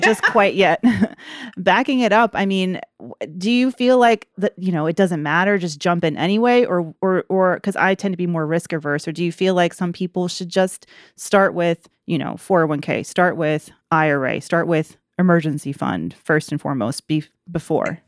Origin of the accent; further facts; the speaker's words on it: Atlanta, Georgia, United States; moved away; also born or lived in Greensboro; I'm from Atlanta originally